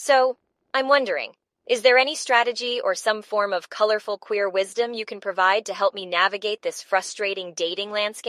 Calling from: Atlanta, Georgia, United States; Hey, Brainwaves … I'm calling from Atlanta.

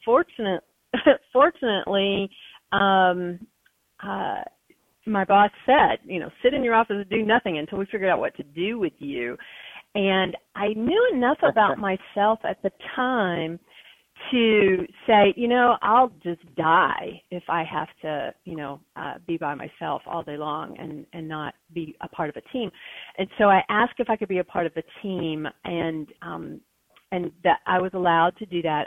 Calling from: West Lafayette, Indiana, United States; I'm calling in from here uh, from West Lafayette, Indiana, home of Purdue University

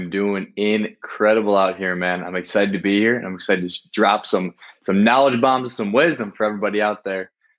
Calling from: Rio de Janeiro, Brazil; I'm calling from Rio de Janeiro in Brazil.

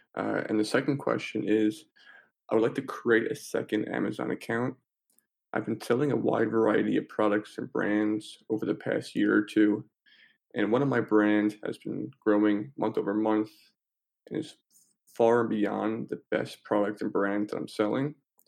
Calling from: New York, United States; I'm calling in from New York.

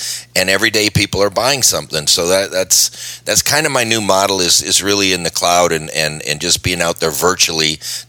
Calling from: Phoenix, Arizona, United States; I'm coming live from Phoenix, Arizona today.

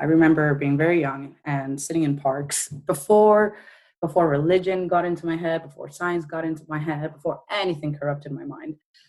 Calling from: Bristol, South West England, United Kingdom; I am in the UK. Incidentally, I am in Bristol. Bristol has now been put on the map because it's where the statue came down on Sunday. So that's where I am. I'm in Bristol in the UK.

